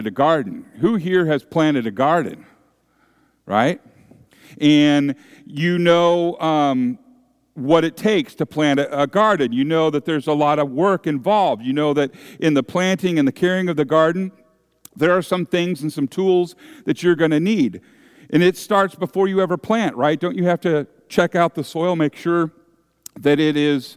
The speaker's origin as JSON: {"language": "English", "area": "San Francisco Bay Area", "region": "California", "country": "United States", "tie": "born or raised there", "said": "I grew up in the San Francisco Bay Area"}